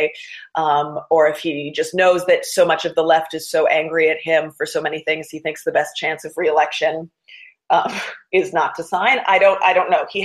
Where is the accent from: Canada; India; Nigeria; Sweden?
Canada; moved away as an adult; now in United States; I'm actually Canadian, and we've got very different laws up there